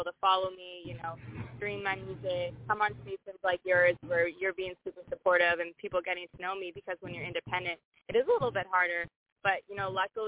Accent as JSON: {"language": "English", "country": "Canada", "said": "Being Canadian"}